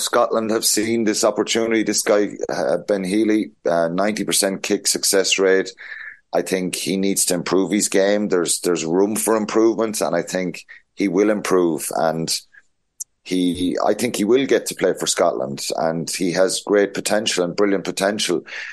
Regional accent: Ireland; as Irish people

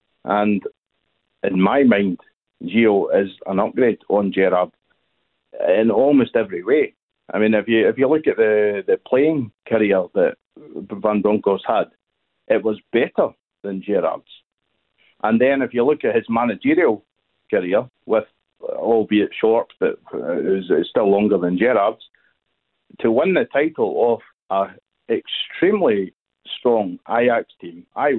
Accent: Scotland, United Kingdom; now in Stockholm, Sweden; I'm not originally from Stockholm, as you said. I'm originally from Scotland, but I live in Stockholm.

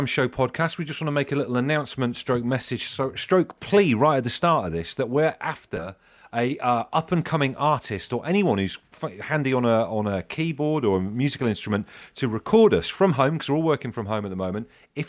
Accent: Devon, South West England, United Kingdom; From me growing up in Devon

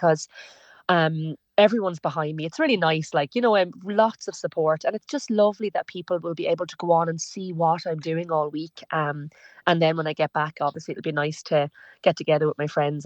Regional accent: Ireland; as Irish people

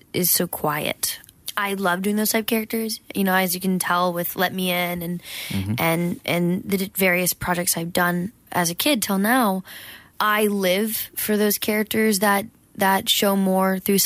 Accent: Georgia, United States; moved away; also born or lived in Los Angeles; I grew up in Georgia in a small town

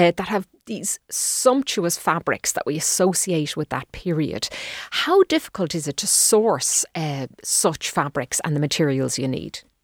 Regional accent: Dublin, Leinster, Ireland; I grew up in Dundrum

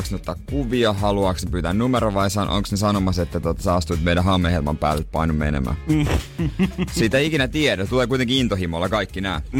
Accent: Ostrobothnia, Finland; niin vähän erilaiset maisemat kuin meillä Pohjanmaalla.

